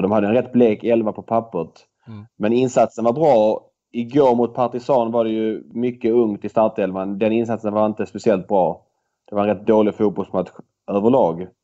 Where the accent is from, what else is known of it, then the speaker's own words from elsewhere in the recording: Malmö, Skåne, Sweden; jag är född i Malmö